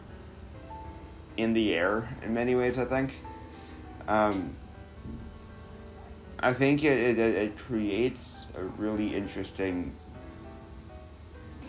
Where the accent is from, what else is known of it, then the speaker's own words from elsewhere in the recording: Chicago, Illinois, United States; here I am as a Chicagoan